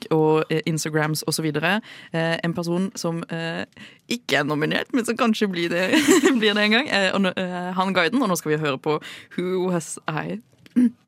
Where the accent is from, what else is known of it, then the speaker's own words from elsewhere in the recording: Sørlandet, Norway; som sørlending